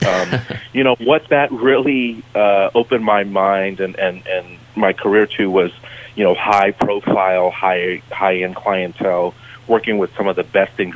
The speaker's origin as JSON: {"language": "English", "region": "Southern California", "country": "United States", "tie": "born or raised there", "also_born_or_lived": "Portland", "moved": "as an adult", "said": "growing up in Southern California"}